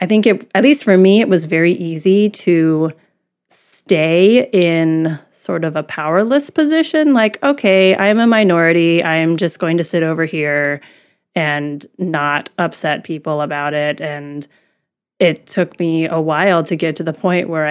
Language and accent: English; Midwest, United States; I grew up in the Midwest. There's not a lot of Asians here.